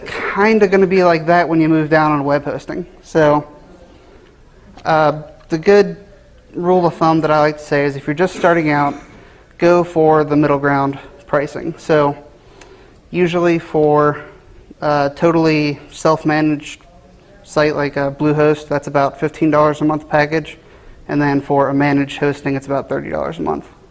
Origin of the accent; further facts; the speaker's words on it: Cincinnati, Ohio, United States; I was born and raised in Cincinnati, Ohio